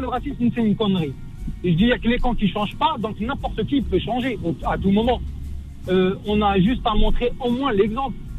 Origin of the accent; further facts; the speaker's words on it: Morocco; now in France; moi, je suis marocain